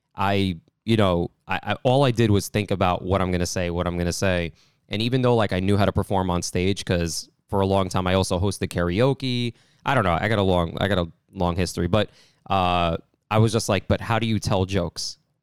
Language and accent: English; New York, United States; growing up in New York